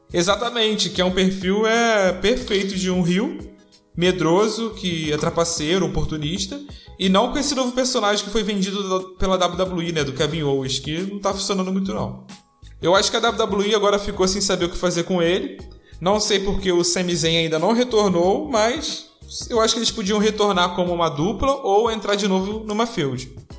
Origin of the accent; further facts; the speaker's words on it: Rio de Janeiro, Brazil; eu sou do Rio de Janeiro